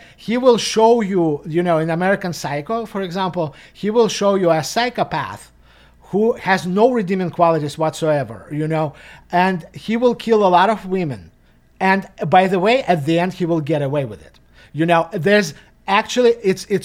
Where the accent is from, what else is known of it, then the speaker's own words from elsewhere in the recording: Russia; moved away; growing up in Russia, you know, in the 90s